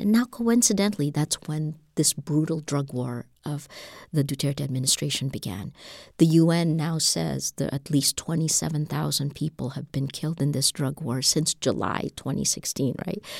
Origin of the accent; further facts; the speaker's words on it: Philippines; We're an English-speaking nation. We're a hundred million people